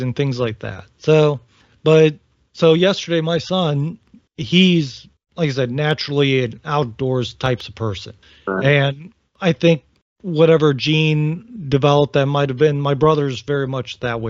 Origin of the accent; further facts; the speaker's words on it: Northern Ohio, United States; now in Virginia, United States; I'm from Northern Ohio